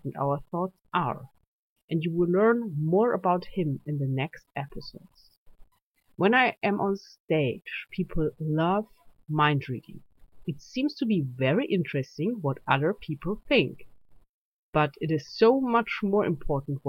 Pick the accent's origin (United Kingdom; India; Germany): Germany; accent: German; English is a second language; This is why you can hear my German accent.